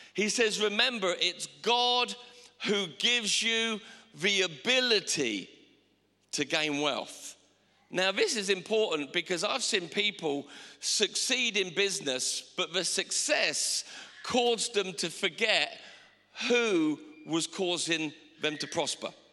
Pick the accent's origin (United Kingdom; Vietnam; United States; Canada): United Kingdom; England